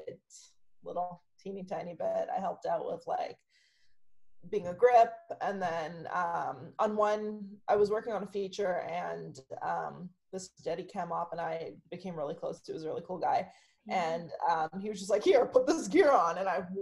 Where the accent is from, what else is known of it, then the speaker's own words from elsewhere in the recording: Berlin, Germany; now in Canada; I grew up in Germany, in Berlin, and then immigrated to Canada with my family.